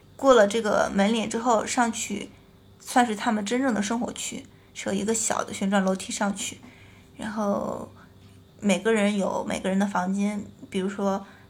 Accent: Qingdao, Shandong, China; moved away; also born or lived in Beijing; 我是青岛人，我本身对海可能有一种特殊的感情

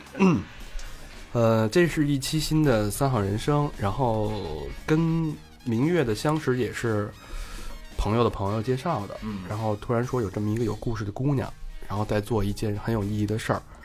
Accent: Beijing, China; 而且是幺幺零幺零幺的

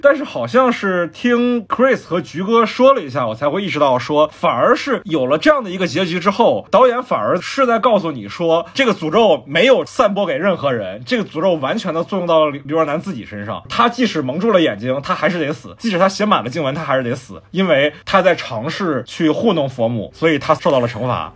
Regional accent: Fuzhou, Fujian, China; also born or lived in northern China; 我小时候虽然住在这个一个福州方面的寺庙旁边

